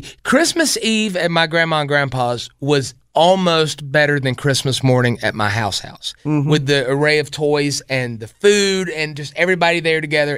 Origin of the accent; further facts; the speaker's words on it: Spartanburg, South Carolina, United States; I grew up in Spartanburg, 26.